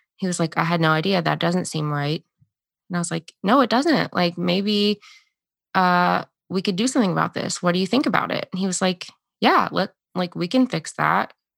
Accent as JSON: {"language": "English", "country": "United States", "said": "the identity we've been given as Americans"}